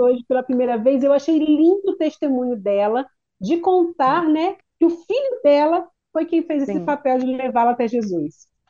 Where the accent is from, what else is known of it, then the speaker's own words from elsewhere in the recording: Duque de Caxias, Rio de Janeiro, Brazil; moved away; Eu sou de Caxias